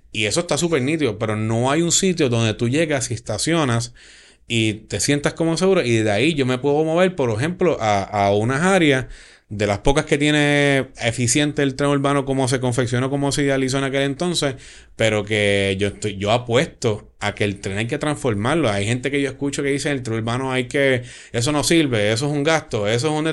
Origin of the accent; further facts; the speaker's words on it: San Juan, Puerto Rico; yo soy de Cupey y en mi distrito, en el distrito 4, hay una estación de Cupey